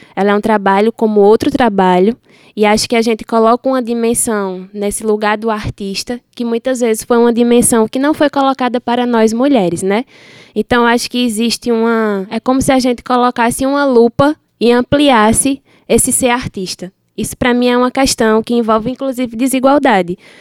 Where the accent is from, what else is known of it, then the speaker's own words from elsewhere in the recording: Sertão do Pajeú, Pernambuco, Brazil; sou do Sertão do Pajeú